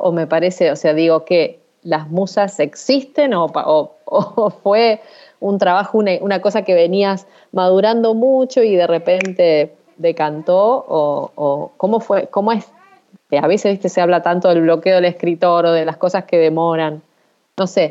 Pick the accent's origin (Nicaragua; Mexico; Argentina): Argentina; Rosario, Santa Fe; soy la Rosarina del grupo